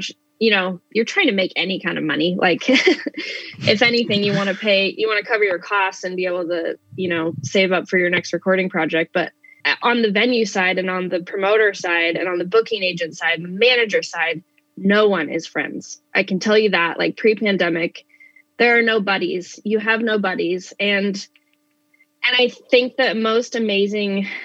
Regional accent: Spokane, Washington, United States; a good friend that actually I grew up with here in Spokane

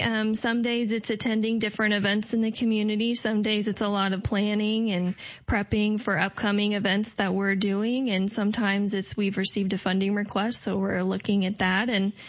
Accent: Decatur, Illinois, United States; I'm from here in Decatur, okay. Born and raised.

